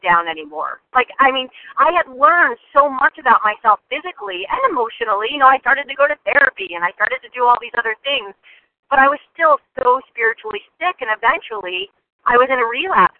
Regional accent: New Jersey, United States; also born or lived in Western Massachusetts; now in Massachusetts, United States; I am from Western Massachusetts, originally a Jersey girl

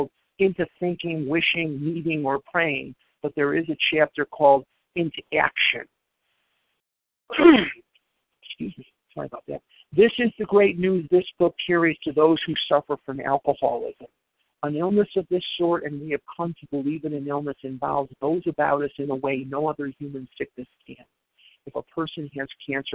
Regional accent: Chicago, Illinois, United States; I grew up in Chicago

